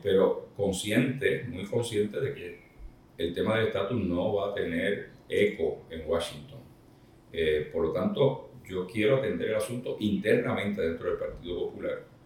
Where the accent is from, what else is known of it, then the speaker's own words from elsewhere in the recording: Isabela, Puerto Rico; mi pueblo de Isabela